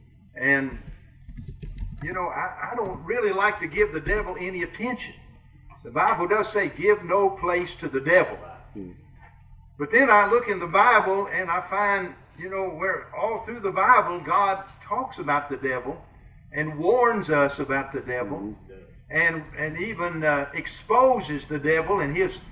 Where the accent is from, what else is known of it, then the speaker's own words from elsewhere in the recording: Kentucky, United States; accent: Kentucky; moved away as an adult; now in Iowa, United States; I'm a Kentuckian. You can tell I've got a Kentucky accent. But 23 years ago, we moved to Iowa